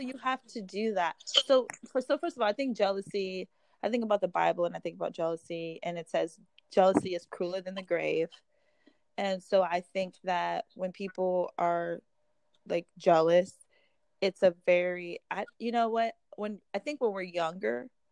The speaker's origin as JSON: {"language": "English", "region": "Midwest", "country": "United States", "said": "we're both from like kind of Midwest towns"}